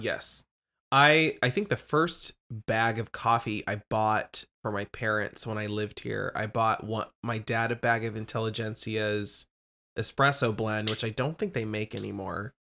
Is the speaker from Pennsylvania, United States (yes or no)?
no; Lincoln, Nebraska, United States; I'm from Lincoln, Nebraska